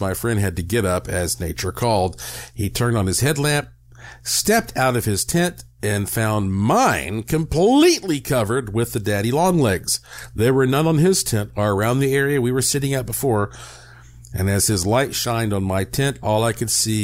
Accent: Western North Carolina, United States; growing up in Western North Carolina

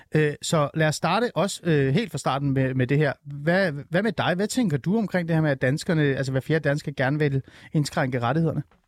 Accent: Iran; now in Denmark; jeg er jo oprindeligt fra Iran. Vi er jo flygtet fra det, det iranske præstestyre

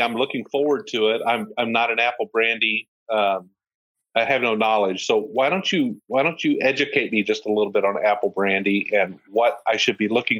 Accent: Ohio, United States; now in Kentucky, United States; I'm originally from Ohio.

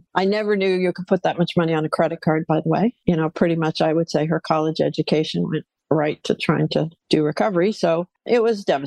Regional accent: New England, United States; now in Los Angeles, United States; I grew up in New England, very proper, traditional

